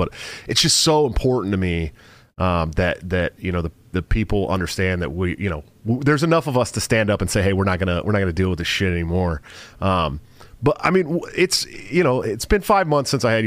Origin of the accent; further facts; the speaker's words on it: San Francisco, California, United States; I'm from the Bay Area, right? I'm from San Francisco area.